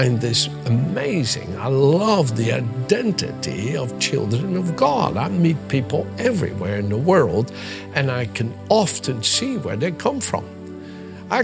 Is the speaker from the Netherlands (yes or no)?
yes; Netherlands; accent: mixture of Dutch, English and American; English is a second language; moved away as an adult; also born or lived in United States / Britain; now in United Kingdom; my accent being a mixture of Dutch from Holland, where I was born and lived the first 26 years of my life